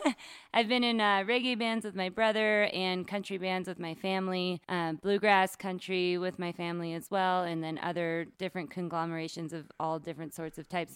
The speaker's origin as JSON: {"language": "English", "area": "San Francisco Bay Area", "region": "California", "country": "United States", "moved": "yes", "said": "Originally, I'm from the Bay Area, the San Francisco"}